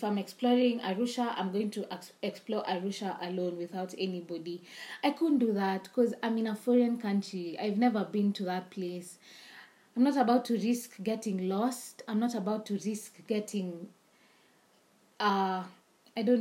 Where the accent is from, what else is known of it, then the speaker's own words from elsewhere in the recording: Nairobi, Kenya; we're from Nairobi